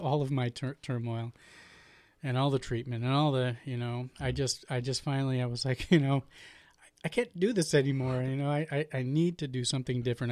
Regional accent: Portland, Oregon, United States; I was born and raised in Portland, Oregon

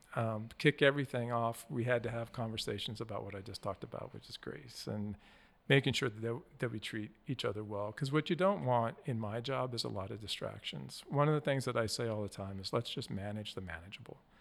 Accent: Wyoming, United States; moved away; I grew up in Wyoming

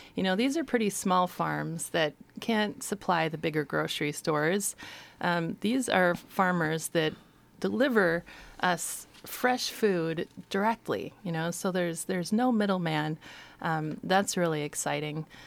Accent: Astoria, Oregon, United States; I grew up in Astoria.

